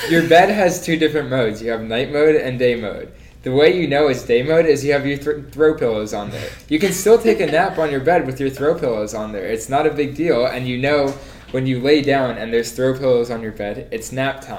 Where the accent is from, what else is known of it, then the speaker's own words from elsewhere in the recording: New Jersey, United States; moved away as an adult; now in Miami, United States; originally from New Jersey. Um, 45 minutes from New York.